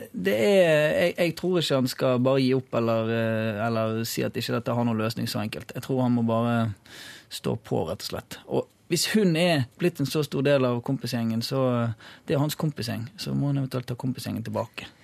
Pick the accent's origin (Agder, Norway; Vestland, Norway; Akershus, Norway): Vestland, Norway; Bergen; jeg kommer fra Kalfarat. Det er sånn snobbe snobbedelen av Bergen